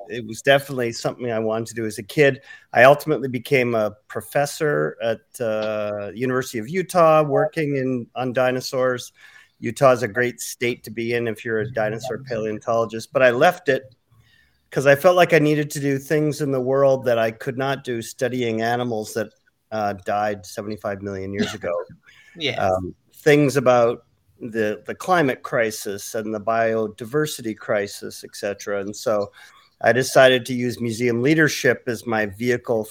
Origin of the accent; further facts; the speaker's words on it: Vancouver, British Columbia, Canada; moved away as an adult; also born or lived in Denver; my hometown of Vancouver, British Columbia in Canada